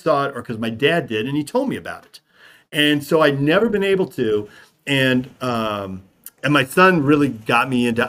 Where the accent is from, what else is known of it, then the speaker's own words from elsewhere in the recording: San Diego, California, United States; growing up in San Diego